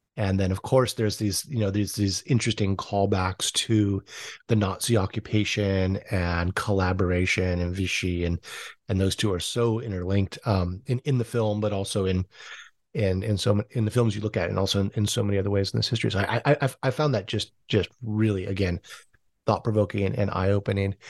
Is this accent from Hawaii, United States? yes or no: yes; Hawaii, United States; I'm a Howley from Hawaii